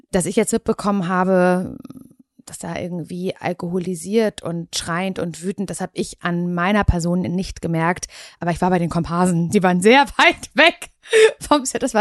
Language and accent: German; Parchim, Mecklenburg-Vorpommern, Germany; moved away; Ich hatte sehr wenig Geld, als ich weggezogen bin aus Parchim.